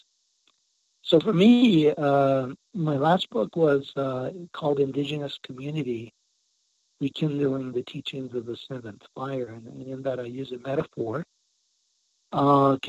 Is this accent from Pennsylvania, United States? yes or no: no; Santa Clara Pueblo, New Mexico, United States; I'm from Santa Clara Pueblo, Tewa Indian